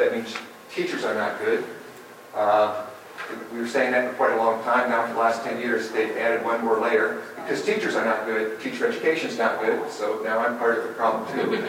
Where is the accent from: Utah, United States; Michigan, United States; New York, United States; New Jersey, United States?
Michigan, United States; West; moved away; also born or lived in Canada; I grew up in West Michigan